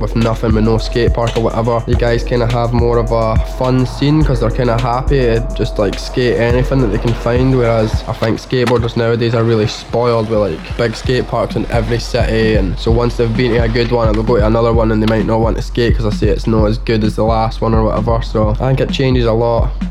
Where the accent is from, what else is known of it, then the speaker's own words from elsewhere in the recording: Livingston, Scotland, United Kingdom; I'm from Livingston and we've had a skate park there since 1979